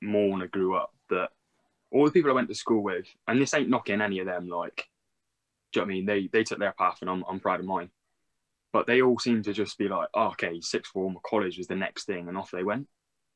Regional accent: Bristol, South West England, United Kingdom; I was born and raised in Bristol.

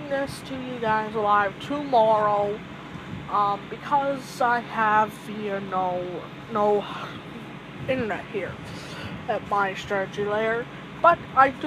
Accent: Indiana, United States; I'm from Indiana

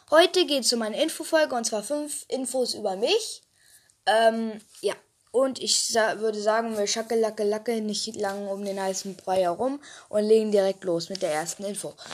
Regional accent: Hamburg, Germany; ich komme aus Hamburg, wohne dort aber nicht mehr.

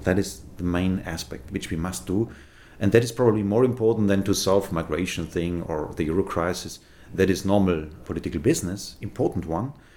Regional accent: Bavaria, Germany; I'm from Bavaria, we can be proud about our nations, I'm a German citizen

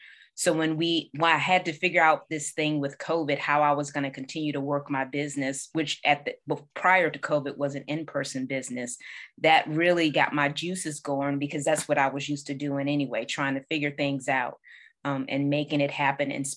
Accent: Norfolk, Virginia, United States; I'm originally from Norfolk, Virginia

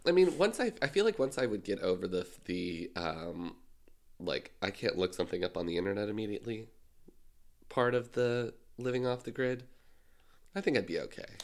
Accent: Canada

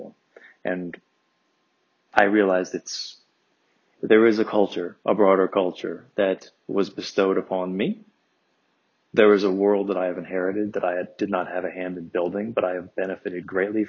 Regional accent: Evanston, Illinois, United States; growing up in Evanston, Illinois.

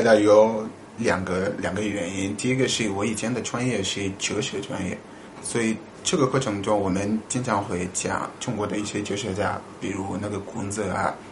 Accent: Mali; Chinese is a second language; moved away as an adult; now in China; 我是来自马里

